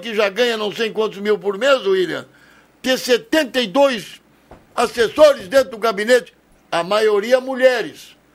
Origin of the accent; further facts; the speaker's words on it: Brazil; esse país, que eu vivo aqui, sou brasileiro